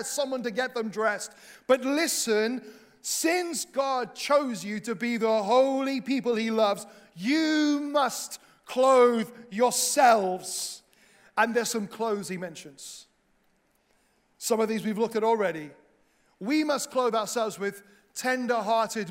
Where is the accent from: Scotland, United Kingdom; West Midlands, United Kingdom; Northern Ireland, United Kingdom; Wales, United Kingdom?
Wales, United Kingdom; now in England; a Welsh missionary in England